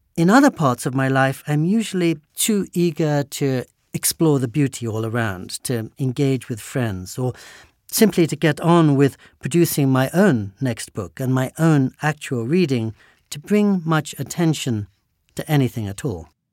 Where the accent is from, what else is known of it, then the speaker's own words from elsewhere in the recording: England, United Kingdom; I was born and raised in England